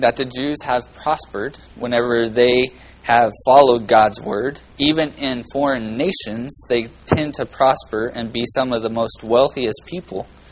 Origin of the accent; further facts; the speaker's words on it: Bakersfield, California, United States; I come from Little Oklahoma and Bakersfield